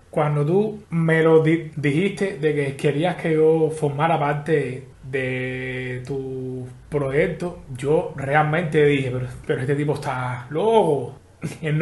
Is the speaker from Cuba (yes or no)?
yes; Havana, Cuba; Yo soy de La Habana, nacido y criado en La Lisa. Ahora mismo estoy viviendo eh, en Marianao hace seis años porque me casé y nada.